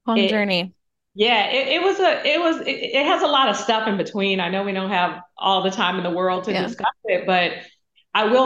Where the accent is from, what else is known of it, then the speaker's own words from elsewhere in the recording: San Francisco, California, United States; when I was growing up in San Francisco in public housing, my grandmother was raising me